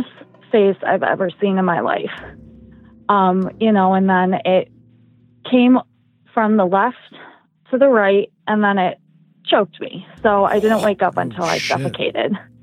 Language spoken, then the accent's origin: English; Midwest, United States; I am from the Midwest